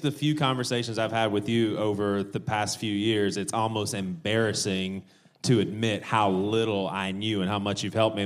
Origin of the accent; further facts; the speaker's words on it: the South, United States; we grew up in the South